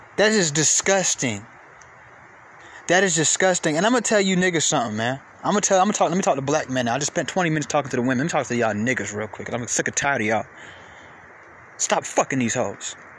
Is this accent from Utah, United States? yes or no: no; Atlanta, Georgia, United States; I'm from Atlanta